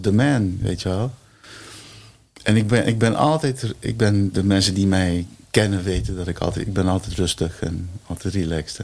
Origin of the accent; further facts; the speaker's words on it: Curaçao; now in Netherlands; Mijn moeder komt uit Curaçao. Ik ben op Curaçao geboren